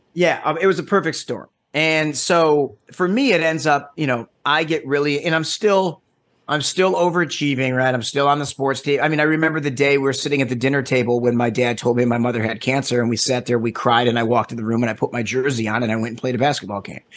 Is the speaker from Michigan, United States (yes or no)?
yes; Detroit, Michigan, United States; now in Los Angeles, United States; So I am born and raised originally in, uh, Metro Detroit.